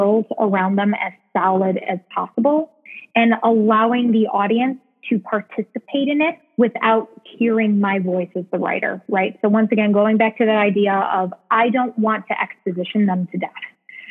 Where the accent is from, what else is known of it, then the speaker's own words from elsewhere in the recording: Chicago, Illinois, United States; I'm from Chicago. I was born and raised here.